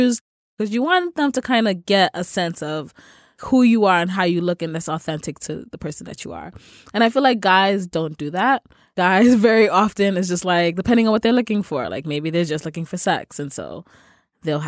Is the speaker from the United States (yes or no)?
no; Sierra Leone; I'm Sierra Leonean.